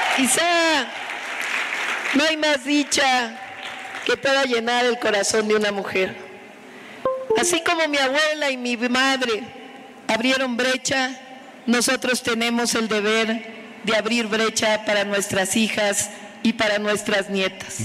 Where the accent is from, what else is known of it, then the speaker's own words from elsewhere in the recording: Mexico; Somos mexicanas, orgullosas de nuestra historia